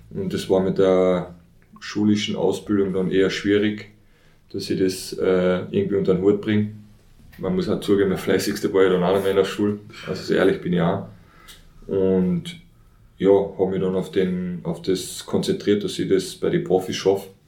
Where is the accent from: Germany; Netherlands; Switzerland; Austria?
Austria; Carinthia; ich bin in Oberkärnten aufgewachsen